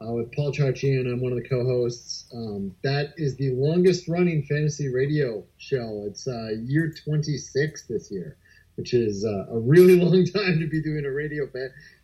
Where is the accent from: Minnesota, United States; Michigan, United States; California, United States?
Minnesota, United States; Ely; now in Eagan, United States; I originally grew up in Ely, Minnesota, which is very, very close to the Canadian-Minnesota border up there